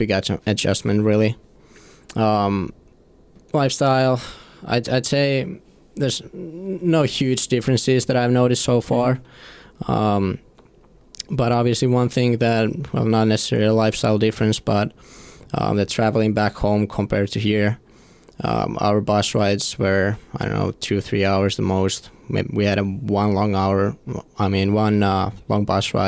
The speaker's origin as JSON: {"language": "English", "country": "Finland", "moved": "as an adult", "lives_now": "Big Rapids, United States", "said": "I'm from Finland"}